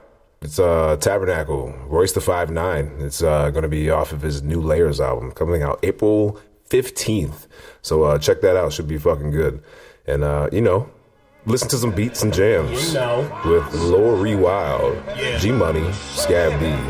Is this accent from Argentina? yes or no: no; Canada; I'm from Canada